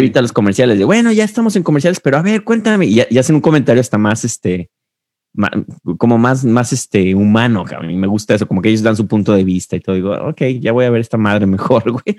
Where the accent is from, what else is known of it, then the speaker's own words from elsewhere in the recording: Mexico; now in United States; como un mexicano que llegó a Estados Unidos